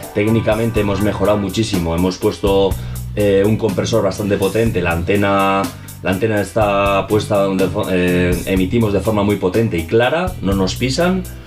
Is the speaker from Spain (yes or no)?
yes; Galdakao, Basque Country, Spain; now in Bilbao, Spain; yo vengo de otro pueblo, soy de Galdaco, y pues me vine aquí